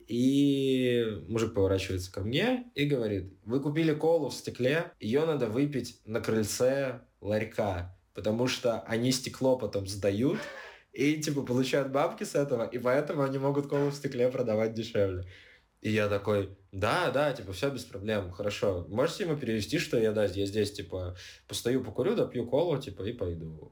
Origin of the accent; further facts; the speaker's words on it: Siberia, Russia; moved away as an adult; also born or lived in Armenia; now in Georgia; я типа из Сибири